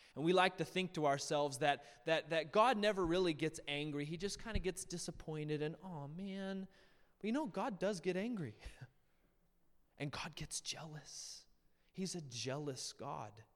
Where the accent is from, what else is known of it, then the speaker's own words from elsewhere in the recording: United States; we as Americans